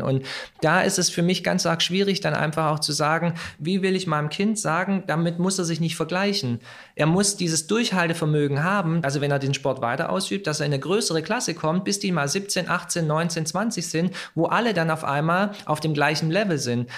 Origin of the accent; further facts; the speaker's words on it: Germany; Meine Eltern, sie sind damals aus Kroatien hierher gekommen, um zu arbeiten. Ja, ich bin zwar hier geboren, bin Deutscher